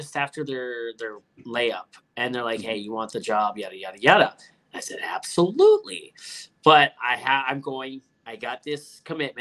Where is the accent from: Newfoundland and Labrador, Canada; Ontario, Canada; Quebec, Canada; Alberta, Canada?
Ontario, Canada; Hamilton; Hamilton, my hometown.